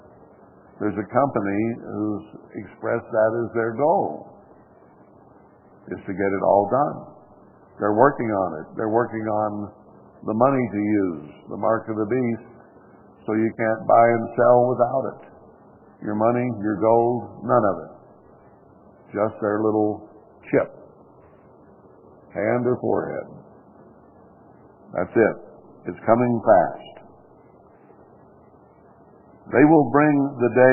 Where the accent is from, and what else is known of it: United States